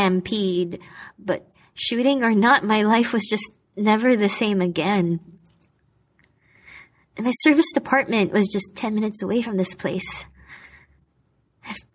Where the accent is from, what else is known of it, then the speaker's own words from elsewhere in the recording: Manila, Metro Manila, Philippines; moved away as an adult; now in Hong Kong; I decided to go back to Manila